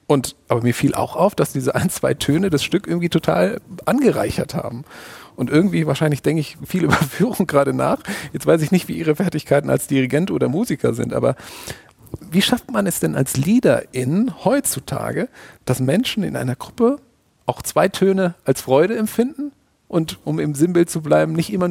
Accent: Hamburg, Germany; Ich war kürzlich endlich mal wieder in der Elbphilharmonie in Hamburg. Ich bin Hamburger

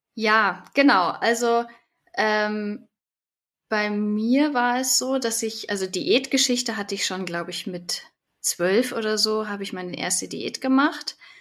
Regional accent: Munich, Bavaria, Germany; also born or lived in Heidelberg; bin aus München schon, schon immer gewesen

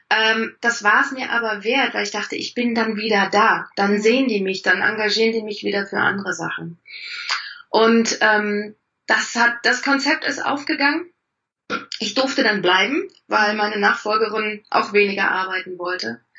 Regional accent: East Germany, Germany; Ich komme aus dem Osten, da haben die Frauen das auch

